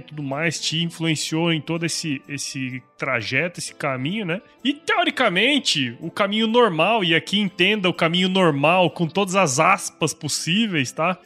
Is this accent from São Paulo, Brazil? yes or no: no; Rondonópolis, Mato Grosso, Brazil; época que eu era criança, morava em Rondonópolis, eu sou de Mato Grosso